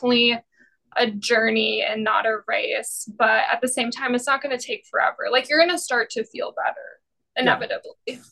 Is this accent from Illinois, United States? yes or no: no; Fargo, North Dakota, United States; especially from my hometown in Fargo, because there's such a big drinking culture here